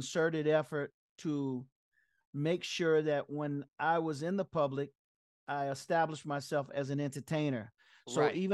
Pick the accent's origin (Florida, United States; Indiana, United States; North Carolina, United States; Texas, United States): Florida, United States; South; moved away as an adult; also born or lived in San Jose; coming out of South Florida, where we were very, very limited